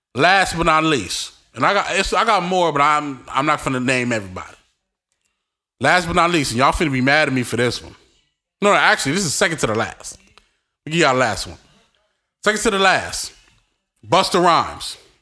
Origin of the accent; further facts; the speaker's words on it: New York City, New York, United States; I'm from Brooklyn